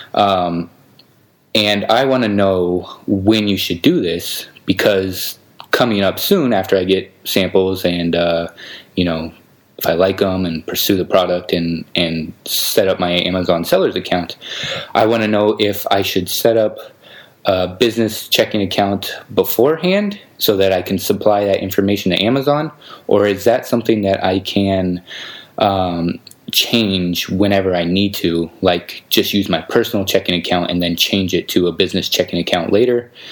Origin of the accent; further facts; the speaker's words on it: United States; now in Belgrade, Serbia; I'm actually American, but I'm living kind of the digital nomad life